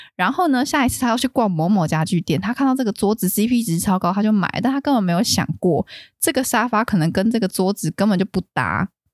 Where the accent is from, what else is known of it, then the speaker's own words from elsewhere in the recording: Taiwan; 我们台湾人都有去过那种有一些婶婶阿姨家